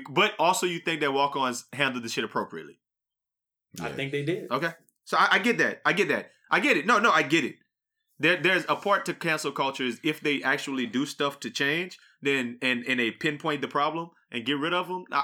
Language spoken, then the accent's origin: English; Acadiana, Louisiana, United States; Where we grew up in the Acadiana area, there is the exact same problem as Dallas.